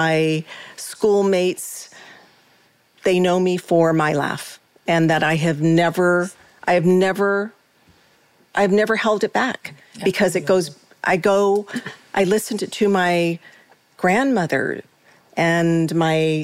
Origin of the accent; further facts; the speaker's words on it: United States; I am an American